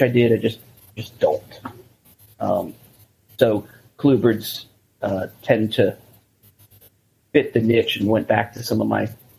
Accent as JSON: {"language": "English", "region": "Central Florida", "country": "United States", "tie": "born or raised there", "said": "growing up in Central Florida, everybody had access to the importers and the dealers and all that stuff"}